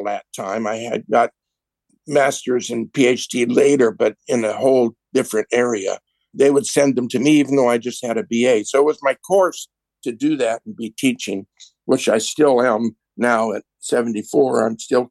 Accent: Las Vegas, Nevada, United States; I was born in Las Vegas

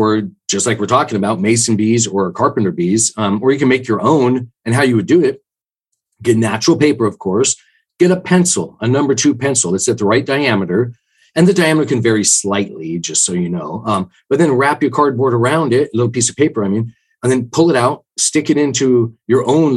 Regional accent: the Northwest, Pacific Northwest, United States; I'm from the Northwest

